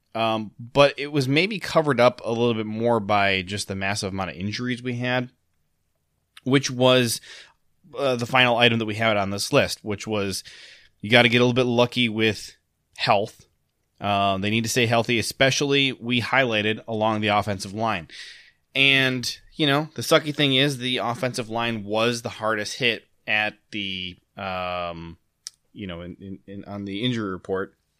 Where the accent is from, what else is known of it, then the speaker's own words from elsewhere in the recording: Ohio, United States; moved away; also born or lived in Michigan; I grew up in Ohio